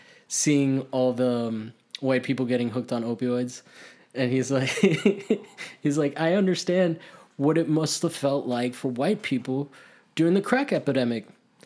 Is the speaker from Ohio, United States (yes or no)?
no; Miami, Florida, United States; my growing up in Miami